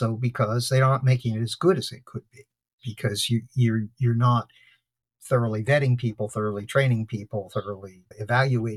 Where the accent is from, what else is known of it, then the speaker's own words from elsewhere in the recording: Trenton, New Jersey, United States; I was born in Trenton, New Jersey